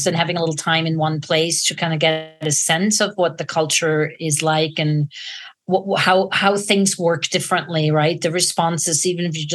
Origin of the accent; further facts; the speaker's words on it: Zurich, Switzerland; now in United States; I grew up in Zurich, which is the biggest city in Switzerland